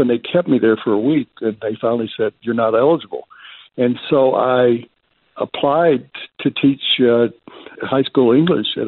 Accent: the South, United States; Growing up in the South about the inequities and studying the history

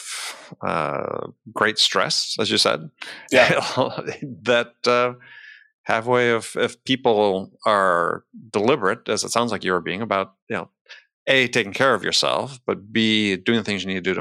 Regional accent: Wisconsin, United States; moved away as an adult; also born or lived in California / Philadelphia; I grew up in Wisconsin, but yeah, when I went to school in California

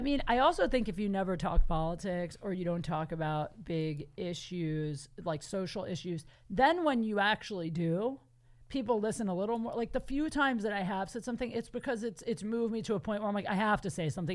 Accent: Canton, Ohio, United States; moved away as an adult; now in Los Angeles, United States; I'm from Canton, Ohio

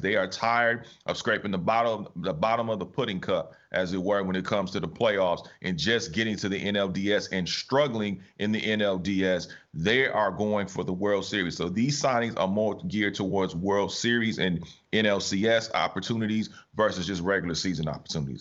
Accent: Los Angeles, California, United States; I'm born and raised on the West Coast. LA, LA is my home

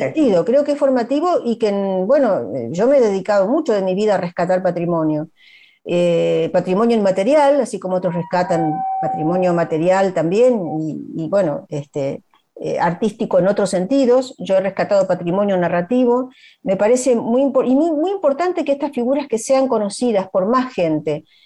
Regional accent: Argentina; also born or lived in Galicia; siempre se refieren a mí como gallego argentina

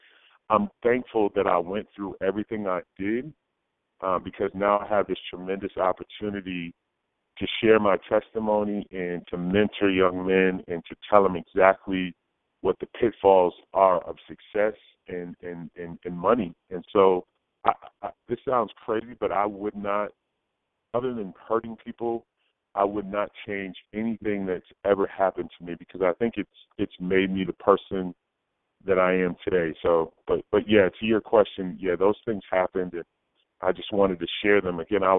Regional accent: New England, United States; I'm from New England.

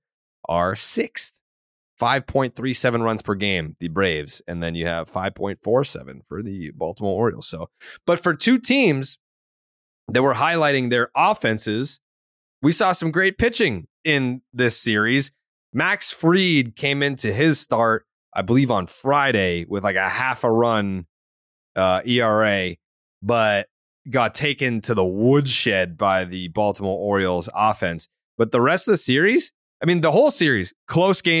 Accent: Dominican Republic; English is a second language; being Dominican and being able, like, English is my second language.

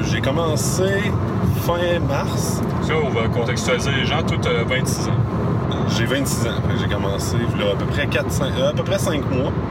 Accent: Victoriaville, Quebec, Canada; vu que je viens de Victo

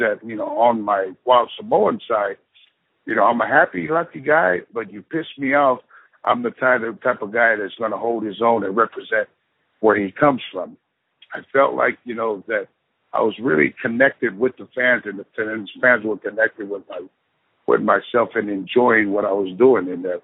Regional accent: San Francisco, California, United States; growing up in San Francisco, California

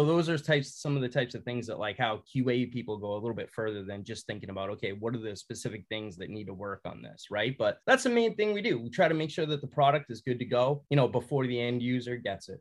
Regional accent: west of Boston, Massachusetts, United States; accent: Boston; moved away as an adult; now in California, United States; born and raised in Massachusetts, and I spent, you know, the first 18 years, you know, a little bit um, west of Boston.

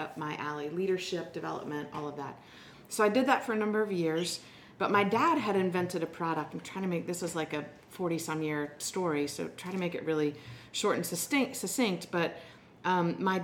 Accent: West Chester, Pennsylvania, United States; moved away; I grew up in Westchester, Pennsylvania, a little town outside of Philadelphia

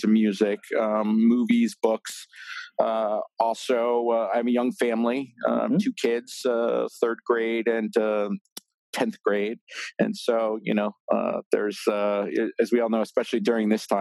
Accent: central New Jersey, United States; I grew up in New Jersey, kind of central New Jersey

